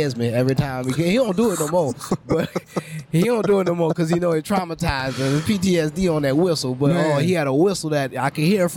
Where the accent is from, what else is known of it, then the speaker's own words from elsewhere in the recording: New Orleans, Louisiana, United States; Growing up in New Orleans, you're going to get ribbed for just about anything